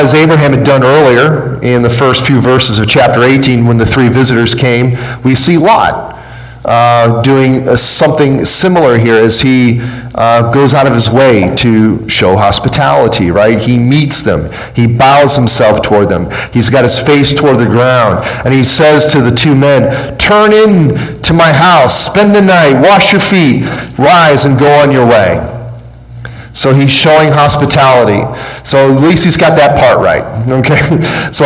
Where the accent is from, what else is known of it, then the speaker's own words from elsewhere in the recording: Chicago, Illinois, United States; when I grew up in Chicago